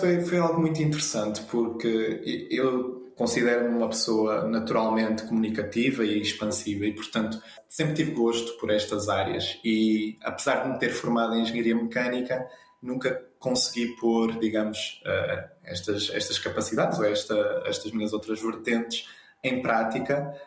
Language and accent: Portuguese; Azores, Portugal; do arquipélago dos Açores, em homenagem à minha terra natal